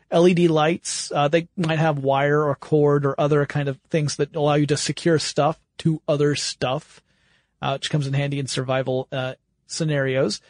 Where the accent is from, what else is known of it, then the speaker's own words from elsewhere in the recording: the South, United States; I grew up in the South